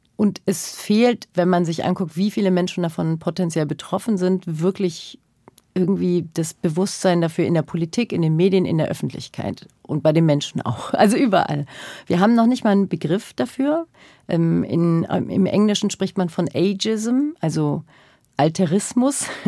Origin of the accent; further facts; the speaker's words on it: Germany; ich bin als solches in den 80er, 90er Jahren in Deutschland groß geworden